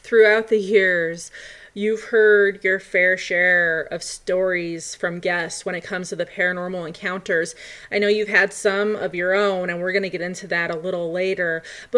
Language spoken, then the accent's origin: English; Colorado, United States; my home state, Colorado